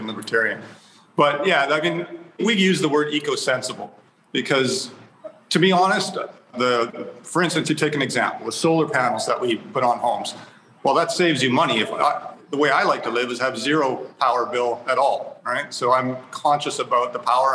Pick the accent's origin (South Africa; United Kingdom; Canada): Canada; moved away; I'm originally from Canada